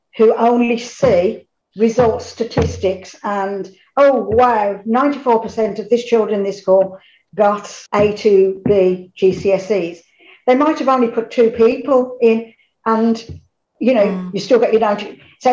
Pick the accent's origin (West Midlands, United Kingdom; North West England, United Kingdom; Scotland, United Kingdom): West Midlands, United Kingdom; Birmingham; I am from Birmingham, so if the accent